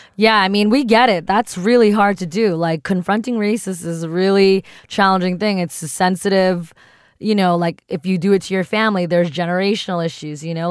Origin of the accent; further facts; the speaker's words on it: East Coast, United States; first language English; growing up on the East Coast